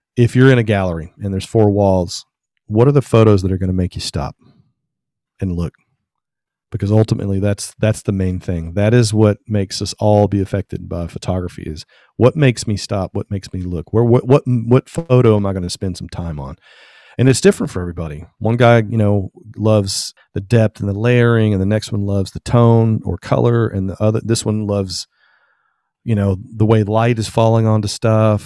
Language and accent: English; Tennessee, United States; I'm from Tennessee